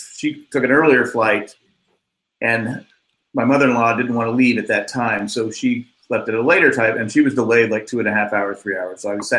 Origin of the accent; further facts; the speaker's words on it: San Diego, California, United States; I'm from San Diego